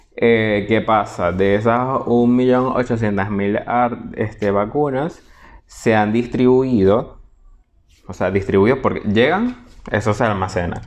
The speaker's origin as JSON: {"language": "Spanish", "region": "Portuguesa", "country": "Venezuela", "tie": "born or raised there", "said": "del pueblo donde yo nací y crecí"}